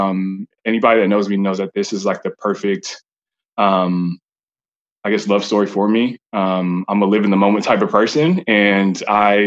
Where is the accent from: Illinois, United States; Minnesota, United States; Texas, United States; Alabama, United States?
Texas, United States; Allen; I'm from Allen, Texas